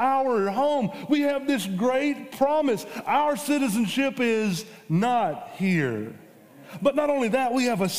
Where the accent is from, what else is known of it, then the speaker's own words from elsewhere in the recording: United States; we are Americans